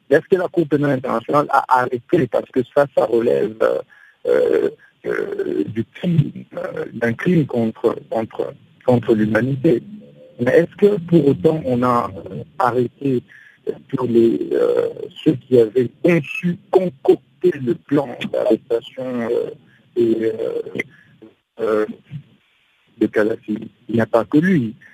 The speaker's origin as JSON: {"language": "French", "country": "DR Congo"}